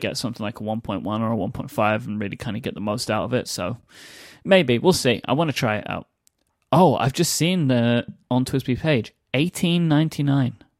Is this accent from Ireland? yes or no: no; United Kingdom